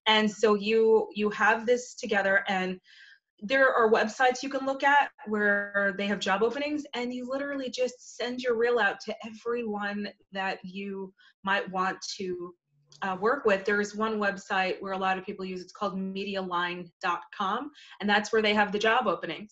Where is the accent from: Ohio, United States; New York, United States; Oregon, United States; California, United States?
New York, United States; New Rochelle; moved away as an adult; now in Memphis, United States; I am from New Rochelle, New York.